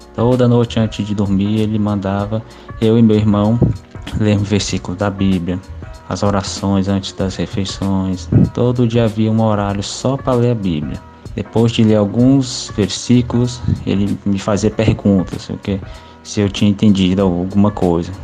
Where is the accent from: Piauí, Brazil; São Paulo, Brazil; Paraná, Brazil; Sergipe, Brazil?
Piauí, Brazil; Teresina; Sou de Teresina, Piauí